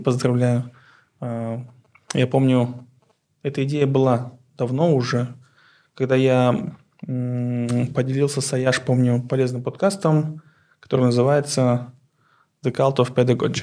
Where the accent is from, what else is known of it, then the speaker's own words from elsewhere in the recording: Aktobe, Aktobe Region, Kazakhstan; Russian is a second language; moved away as an adult; now in Astana, Kazakhstan; Я сам родом из Актюбе, Запад.